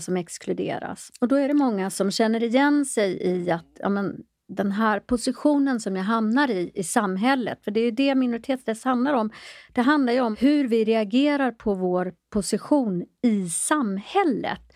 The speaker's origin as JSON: {"language": "Swedish", "country": "Sweden", "tie": "born or raised there", "also_born_or_lived": "Ethiopia", "said": "jag är själv adopterad från Etiopien"}